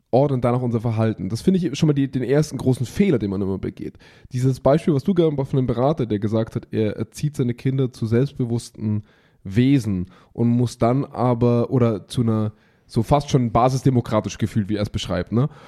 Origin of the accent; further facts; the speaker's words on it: Germany; bei uns in Deutschland